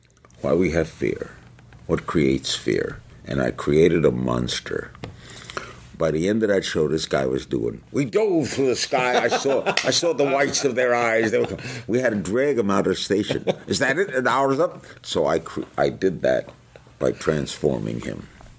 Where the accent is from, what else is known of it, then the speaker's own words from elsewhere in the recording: New York, United States; I grew up in New York